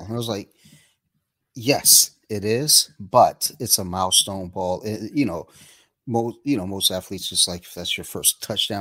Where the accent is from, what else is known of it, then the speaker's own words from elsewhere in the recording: Detroit, Michigan, United States; I'm from Detroit. I'm a Lions fan